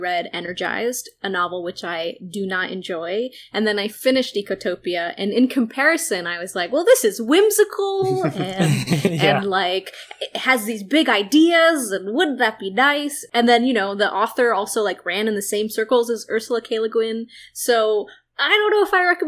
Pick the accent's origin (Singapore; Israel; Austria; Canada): Israel; I'm Jewish and from Israel.